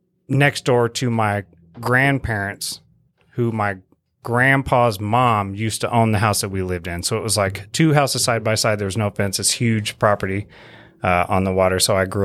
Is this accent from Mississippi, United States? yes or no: yes; Mississippi, United States; moved away; I told him I was from Mississippi and I'd moved up here after Hurricane Katrina.